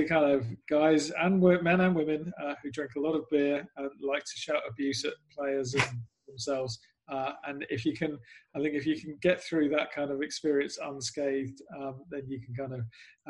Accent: England, United Kingdom; moved away as an adult; now in Austin, United States; I grew up in the UK. I came here in 2014.

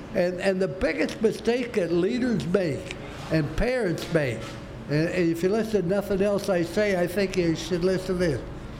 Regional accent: Ohio, United States; now in Florida, United States; I came from Ohio.

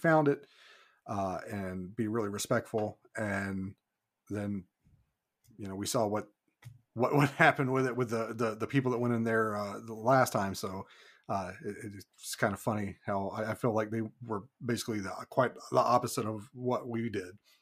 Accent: Kentucky, United States; moved away as an adult; also born or lived in Saint Paul Island, Alaska; now in Homer, United States; I was born and raised in Kentucky

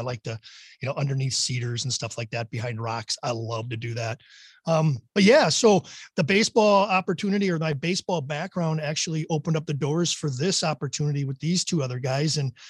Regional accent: Wisconsin, United States; I grew up in Wisconsin, played baseball for a few teams.

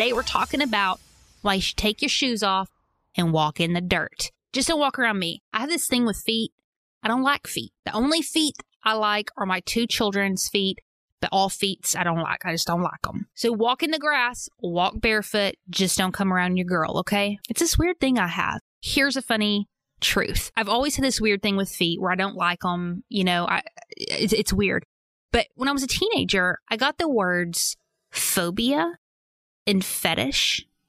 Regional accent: Arkansas, United States; Growing up in Arkansas, I was made fun of for being barefoot. I was made fun of for my accent

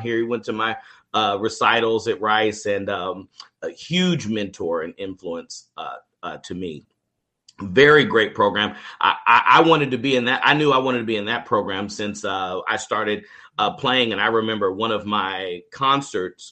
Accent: Kansas City, Kansas, United States; moved away as an adult; now in Texas, United States; I was born and raised in Kansas City, Kansas. I grew up there in the public KCK public schools

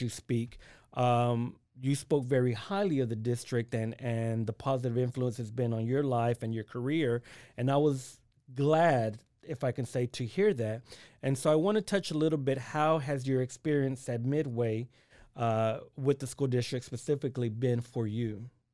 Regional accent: Waco, Texas, United States; I'm originally from Waco

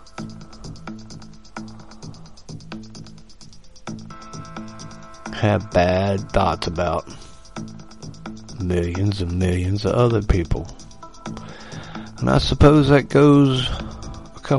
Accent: United States; I was raised in America

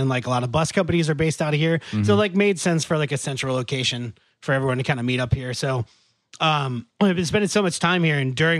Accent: North Carolina, United States; also born or lived in Richmond, Virginia; now in Nashville, United States; I grew up in a small beach town in North Carolina. Then I lived most of my life in Richmond, Virginia. And now I've been here in Nashville the last 4 years.

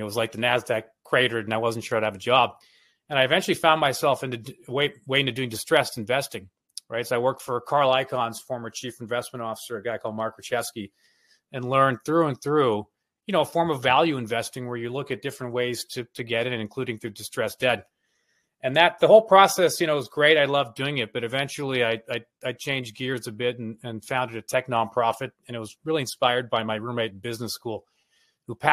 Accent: Toronto, Ontario, Canada; moved away as an adult; I grew up in Toronto. My parents were immigrated from East Africa, from Kenya.

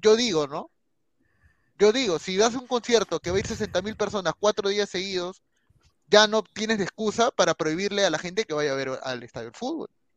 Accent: Peru; me priorizo primero como peruano

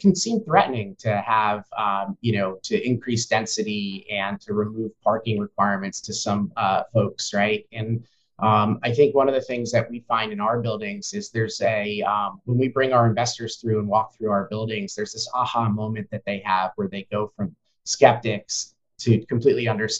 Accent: New York, United States; moved away as an adult; now in Seattle, United States; I moved to Seattle in 2012. I came from the East Coast, the New York tri-state area

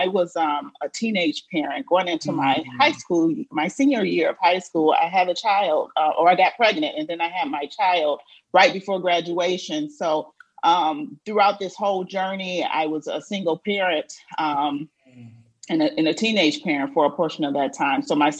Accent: Flint, Michigan, United States; moved away; also born or lived in Battle Creek, Michigan; I was born in Flint, and the majority of my family is from this area, you know, my grandparents, my parents, my siblings, and things like that. But during my journey, we moved to Battle Creek because we have a lot of family in Battle Creek as well.

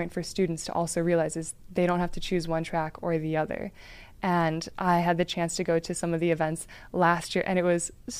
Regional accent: Aurora, Illinois, United States; pretty much my hometown

